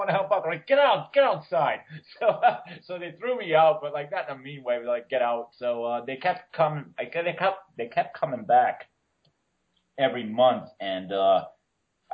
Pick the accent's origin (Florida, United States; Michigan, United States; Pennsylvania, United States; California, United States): Pennsylvania, United States; Carbondale; moved away as an adult; I lived up to Carbondale till I was 23 years old